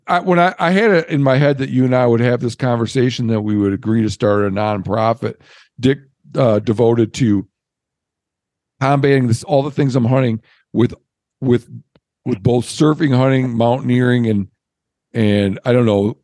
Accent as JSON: {"language": "English", "region": "Michigan", "country": "United States", "tie": "born or raised there", "said": "where I grew up in Michigan, we used to fishing places for steelhead"}